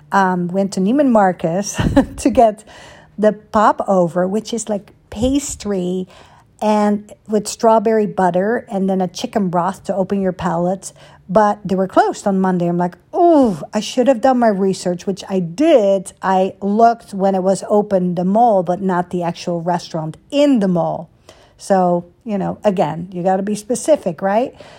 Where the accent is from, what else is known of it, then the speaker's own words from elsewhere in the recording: Netherlands; moved away; growing up in Holland